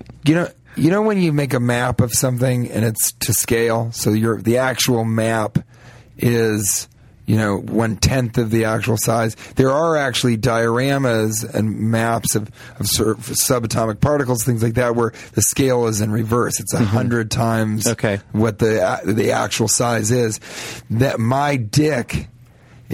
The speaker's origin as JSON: {"language": "English", "town": "Denver", "region": "Colorado", "country": "United States", "said": "I'm from Denver"}